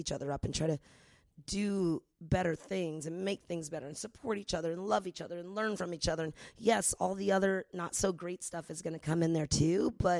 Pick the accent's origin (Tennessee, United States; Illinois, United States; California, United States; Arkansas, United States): California, United States; San Francisco; moved away as an adult; also born or lived in New York; now in Los Angeles, United States; I'm a hippie. I went to Berkeley undergrad. I'm from the Bay Area.